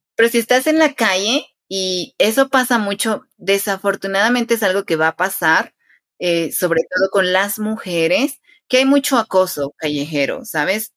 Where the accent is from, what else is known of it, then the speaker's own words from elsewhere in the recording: Quetzaltenango, Guatemala; yo soy de Quetzaltenango, es el nombre de mi ciudad.